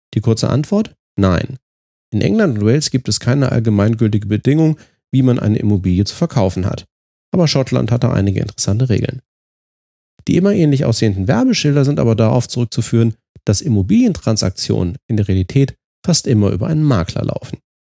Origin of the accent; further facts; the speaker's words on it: Germany; uns qualitätsorientierten und fehlerscheuen Deutschen